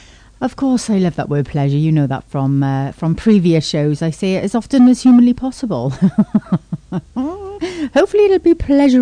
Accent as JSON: {"language": "English", "region": "Wales", "country": "United Kingdom", "said": "How very British of me, even though I'm Welsh. Well, Welsh is still British, but I'm still fiercely Welsh, of course."}